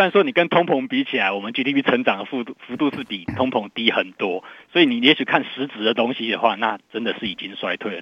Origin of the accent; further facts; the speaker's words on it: Taiwan; 然后我们台湾这边有这个，呃，地方的选举